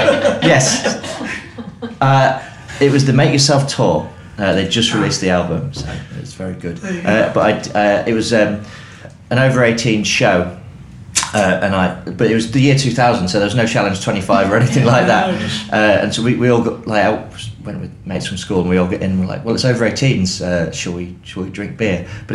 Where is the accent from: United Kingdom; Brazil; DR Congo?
United Kingdom; Lincoln, East Midlands; moved away; when I grew up in Lincoln